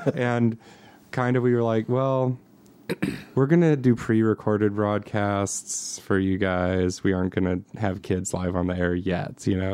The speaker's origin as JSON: {"language": "English", "region": "Montana", "country": "United States", "said": "I'm from Montana"}